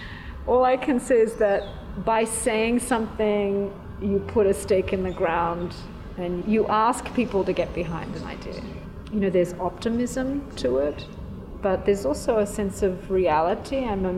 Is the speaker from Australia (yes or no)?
yes; Australia; now in Washington, D.C., United States; I come also from Australia. I come from a place that has always been considered peripheral.